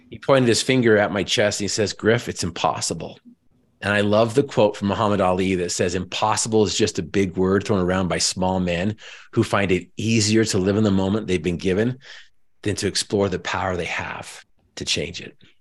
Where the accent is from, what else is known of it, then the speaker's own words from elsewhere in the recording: Northern Utah, United States; I was raised in Northern Utah